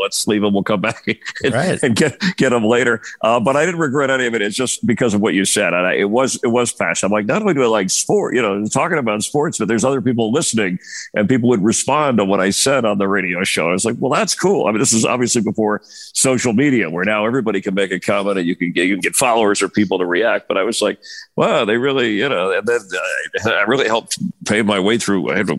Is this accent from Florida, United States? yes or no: yes; Miami, Florida, United States; station in Miami from radio, and that really, and I hesitated leaving there because that was kind of my hometown